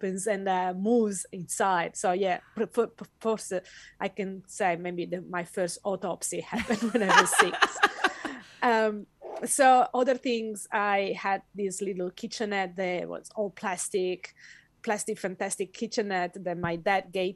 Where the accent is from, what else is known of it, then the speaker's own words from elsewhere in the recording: Italy; moved away as an adult; now in Western Australia, Australia; I was born and raised in Italy in a family that was not educated that much